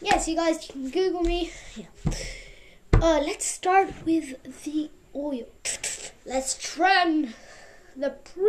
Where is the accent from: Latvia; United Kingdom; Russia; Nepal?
Russia; also born or lived in Mexico; now in United States; because I'm from Russia, kind of I got to live in America. It's kind of amazing. Yes, guys, I also lived in Mexico.